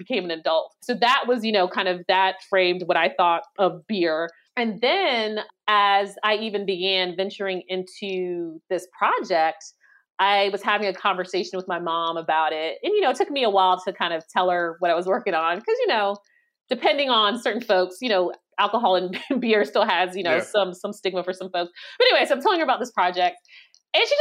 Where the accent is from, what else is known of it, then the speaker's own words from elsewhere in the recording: Maryland, United States; also born or lived in Boston; we relocated to Maryland when I was one